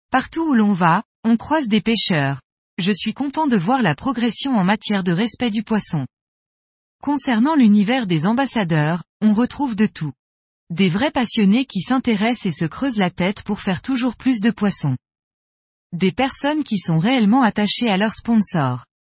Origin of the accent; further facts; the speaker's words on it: Corsica, France; Fabio est venu pêcher chez nous en Corse, la truite, et nous avons discuté d'un poisson qui me faisait rêver depuis ma plus tendre enfance